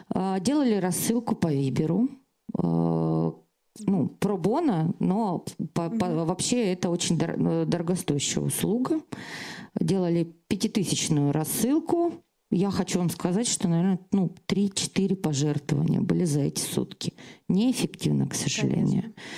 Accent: Krasnoyarsk, Krasnoyarsk Krai, Russia; я из Красноярска, из центра России

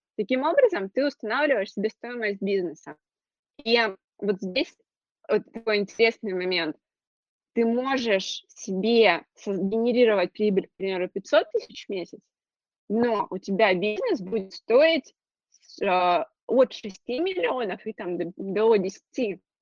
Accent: Krasnodar Krai, Russia; я из Краснодарского края, у нас достаточно обширно

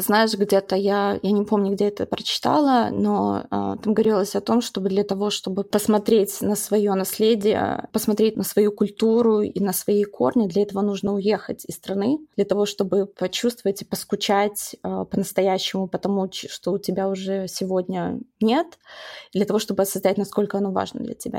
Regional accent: Baranovichi, Brest Region, Belarus; moved away as an adult; also born or lived in United States / Chicago; я росла в городе Барановичей

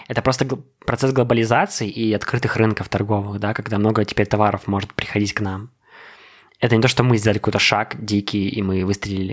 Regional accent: Belarus; also born or lived in United States; Я горд тем, что я белорус, что я здесь родился

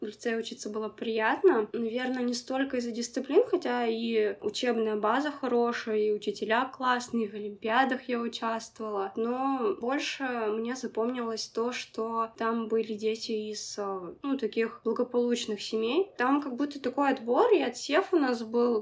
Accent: Nizhnevartovsk, Khanty-Mansi Autonomous Okrug, Russia; Я родилась в Нижневартовске

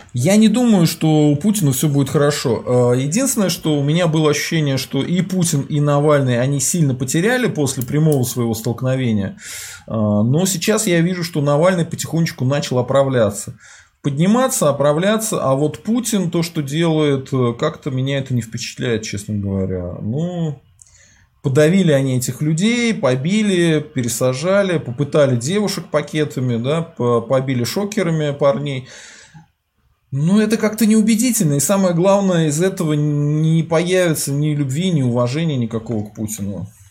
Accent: Volga region, Russia; я с Поволжья

